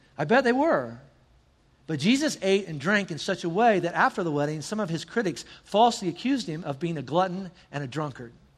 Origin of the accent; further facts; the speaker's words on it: the South, United States; I'm from the South